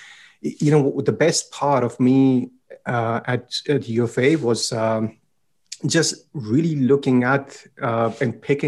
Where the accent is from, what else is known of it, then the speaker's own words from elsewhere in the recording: India; moved away as an adult; also born or lived in Edmonton, Alberta, Canada; now in Canada; I was in Edmonton, Alberta. And I had went to school to be an engineer and born and raised in India, spent all my life in India up until that point.